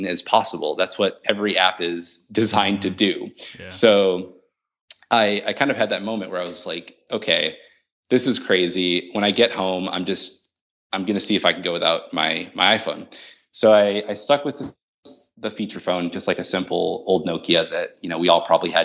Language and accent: English; Madison, Wisconsin, United States; also born or lived in Managua, Nicaragua; I was born in Managua, Nicaragua, and I lived there until I was 10. My parents met there. My mom's from the States, and we moved back to Madison, Wisconsin